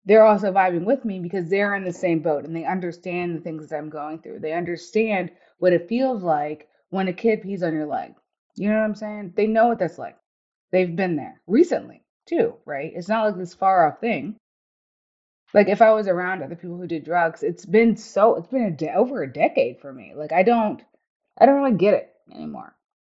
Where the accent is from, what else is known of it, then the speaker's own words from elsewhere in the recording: the South, United States; moved away as an adult; also born or lived in Germany / Iraq / East Coast; I grew up in the South.